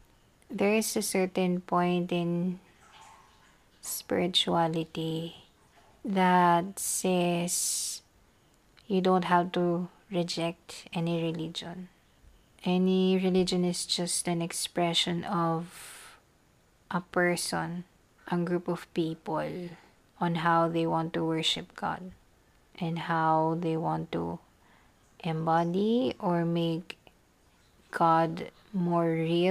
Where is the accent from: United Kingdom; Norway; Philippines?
Philippines